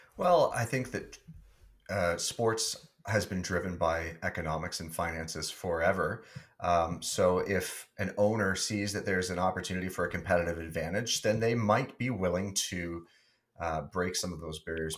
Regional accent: Wallaceburg, Ontario, Canada; born or raised there

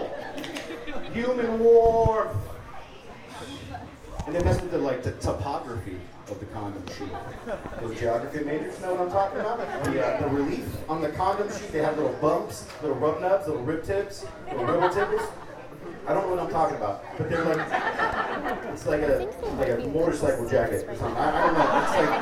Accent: Miami, Florida, United States; moved away as an adult; now in Denver, United States; I am originally from Miami. Florida.

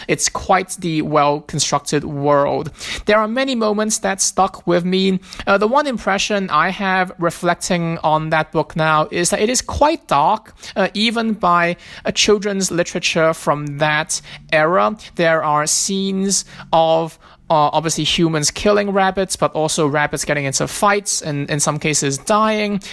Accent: Hong Kong; now in Philadelphia, United States; I am from Philadelphia. I grew up in Hong Kong, but I live and work in Philadelphia now.

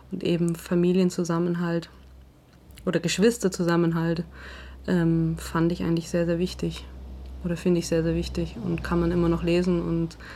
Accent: Southern Germany, Germany; Also ich komme ja aus Süddeutschland oder Deutschland ist ja eine Fußballnation.

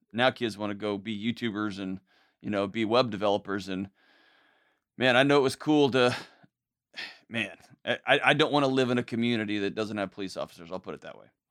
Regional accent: Houston, Texas, United States; grew up, born and raised in Houston, Texas

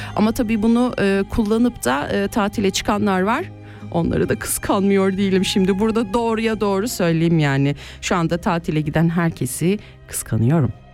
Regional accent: Kayseri Province, Turkey; now in Switzerland; memleketime Kayseri'ye

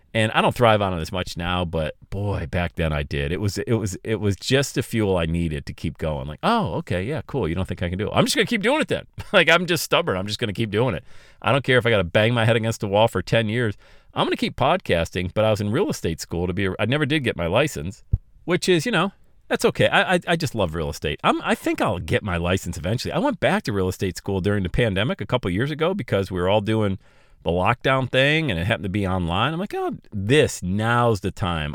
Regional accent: Bradford, Pennsylvania, United States; now in Cincinnati, United States; I had to move my family back to my hometown of Bradford, P

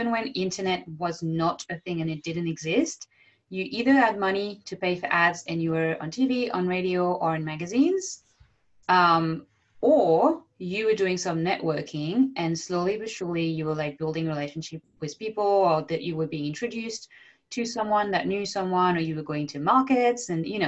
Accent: France; accent: French; English is a second language; I'm just embracing the Frenchness now. Yeah. For so many years, I was like, oh, but my accent.

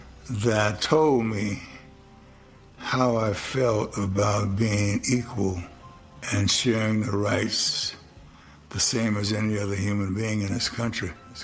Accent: St. Simons Island, Georgia, United States; I'm from St. Simon's Island, Georgia, and my grandmother was working for this white family there as a domestic.

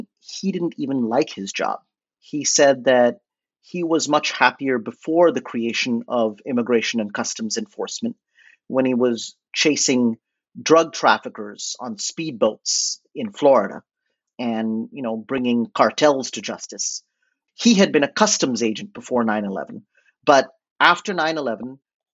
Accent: India; moved away as an adult; also born or lived in New Orleans; I was estranged from my home, from India

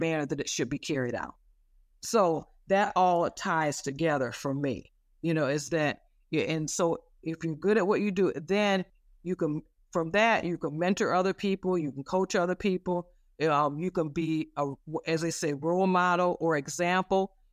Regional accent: Flint, Michigan, United States; I grew up in the Flint, Michigan area.

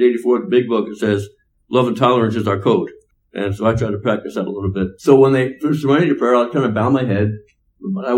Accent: Elizabeth, New Jersey, United States; now in Burien, United States; I'm from Elizabeth, New Jersey. And if there's some folks that have ever seen the opening credits to the TV show The Sopranos, well, that's my old neighborhood

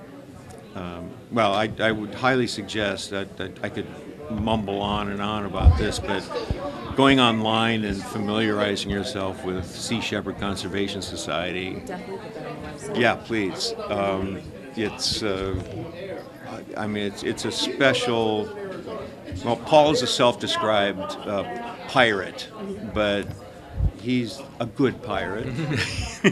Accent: Minnesota, United States; I'm from Minnesota, and so I grew up around water, in water, basically.

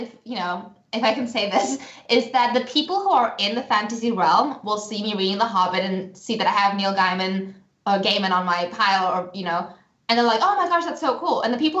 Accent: Singapore; accent: all over the place; also born or lived in United States; up in Singapore and my family's from the Czech Republic, and I also lived in the US as a child, so my accent is all over the place.

